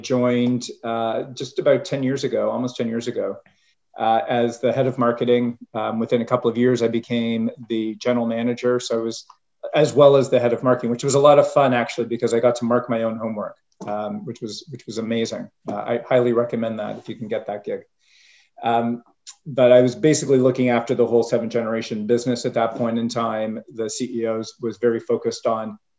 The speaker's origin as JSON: {"language": "English", "country": "Canada", "tie": "born or raised there", "moved": "as an adult", "said": "So I was born and bred in Canada and started my career there"}